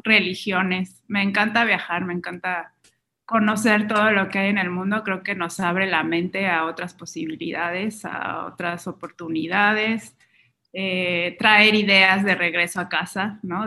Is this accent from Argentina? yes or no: no; Mexico; también es una marca mexicana, entonces estoy beneficiando la economía local del país de donde vengo